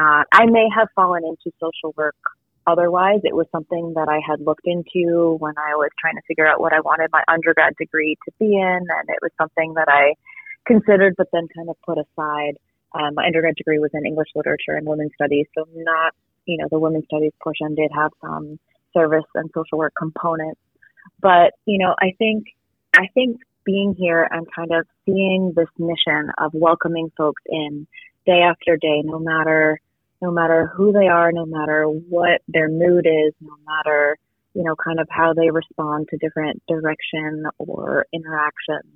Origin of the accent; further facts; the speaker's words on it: Boston, Massachusetts, United States; moved away as an adult; I'm originally from the Boston area